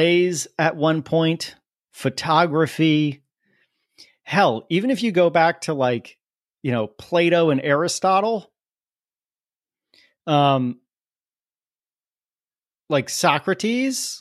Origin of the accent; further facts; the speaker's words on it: New Port Richey, Florida, United States; I grew up in Newport Richey, Florida